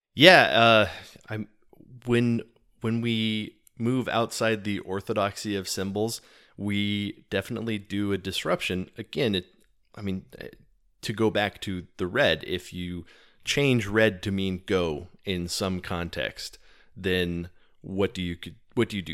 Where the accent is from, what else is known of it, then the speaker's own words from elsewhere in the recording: Texas, United States; I am from Texas